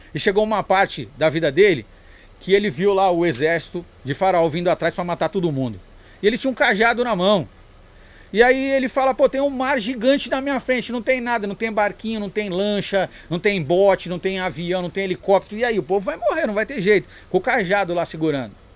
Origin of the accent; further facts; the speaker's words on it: São Paulo, Brazil; eu nasci na Zona Sul, na Zona Sul. mas a, a, minha criação e vivência, eu passei 12, 11 anos na Pompeia, né? É, e depois o resto foi na Zona Norte